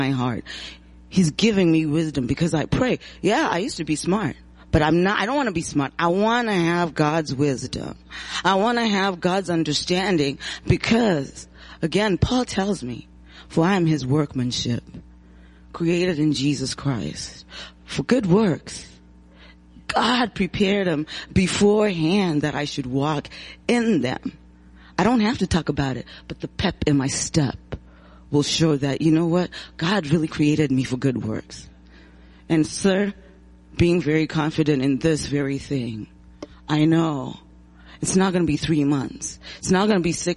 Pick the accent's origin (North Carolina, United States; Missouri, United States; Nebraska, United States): Missouri, United States; St. Louis; also born or lived in Zimbabwe; now in Muskegon, United States; I was born in Zimbabwe, Africa, grew up in St. Louis, Missouri.